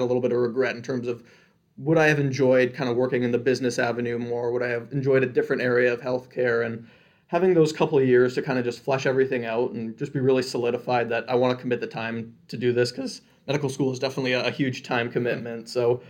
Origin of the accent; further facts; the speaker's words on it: Michigan, United States; also born or lived in Canada; I was born in Canada, so if I drop a couple A's during this podcast, that is the reason why. And then at the ripe old age of 6 weeks old, I decided Canada was not for me. So I moved over to Michigan.